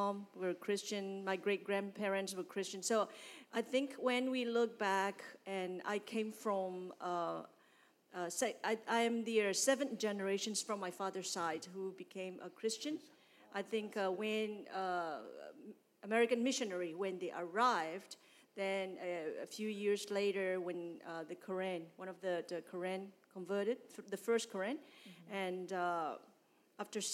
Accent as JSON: {"language": "English", "town": "Mandalay", "region": "Mandalay Region", "country": "Myanmar", "tie": "born or raised there", "second_language": "English", "moved": "as an adult", "lives_now": "San Antonio, United States", "said": "I was born and raised in Burma"}